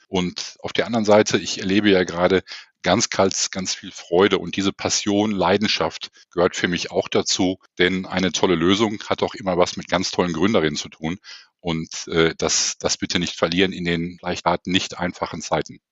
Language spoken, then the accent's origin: German; Essen, North Rhine-Westphalia, Germany; in meiner Heimatstadt Essen